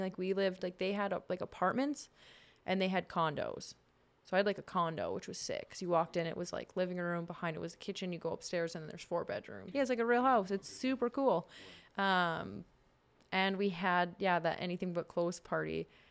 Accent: Saskatchewan, Canada; moved away; also born or lived in Warman / British Columbia; I grew up in Saskatchewan

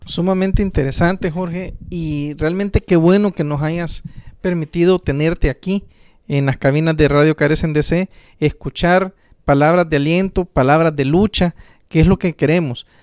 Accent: El Salvador; orgullosos de ser salvadoreños

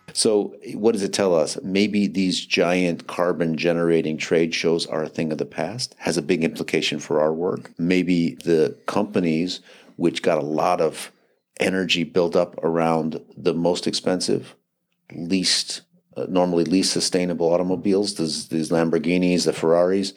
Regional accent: Madison, Wisconsin, United States; my hometown of Madison

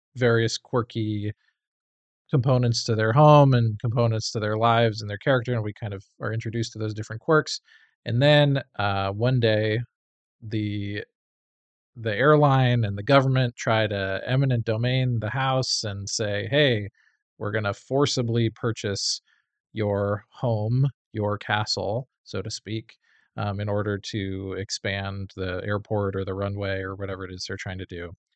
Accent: United States; as an American

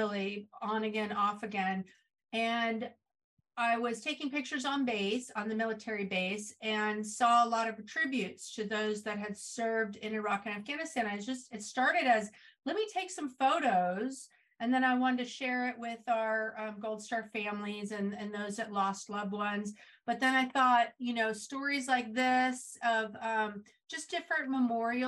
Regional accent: Santa Rosa, California, United States; I was born and raised in Northern California in a town called Santa Rosa, which is in Sonoma County

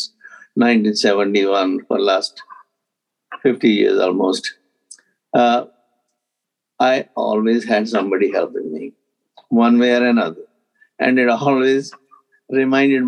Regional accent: Punjab, India; I grew up in Punjab, north part of India

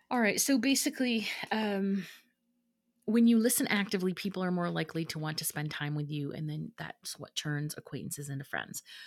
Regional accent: Midwest, United States; moved away; growing up in the Midwest

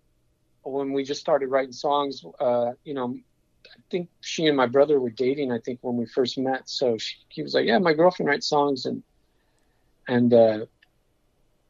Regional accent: England, United Kingdom; moved away; my childhood growing up in England

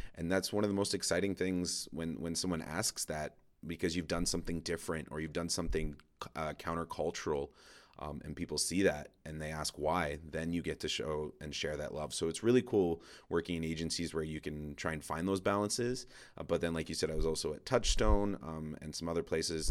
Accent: Toronto, Ontario, Canada; moved away as an adult; now in Edmonton, Canada; so I grew up in Toronto. my wife and I now moved to Edmonton

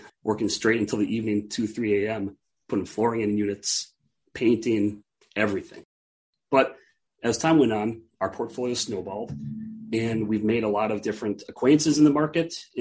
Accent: Minneapolis, Minnesota, United States; moved away as an adult; now in Duluth, United States; I'm from Minneapolis, Minnesota originally. Like you mentioned, I moved to Duluth to attend college.

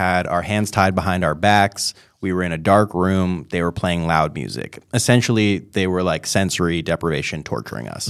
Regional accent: New York, United States; I was born in New York.

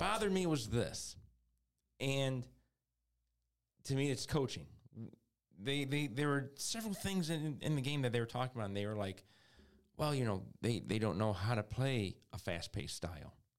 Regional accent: Detroit, Michigan, United States; we're from Detroit

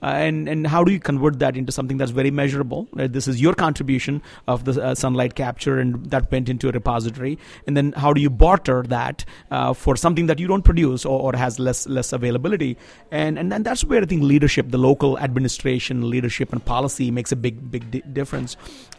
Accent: Andhra Pradesh, India; I come from Andhra Pradesh, which is a southern Indian state.

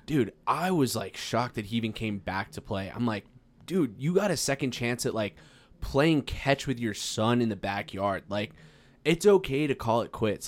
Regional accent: Farmington, New Mexico, United States; now in Albuquerque, United States; I'm from Farmington, New Mexico

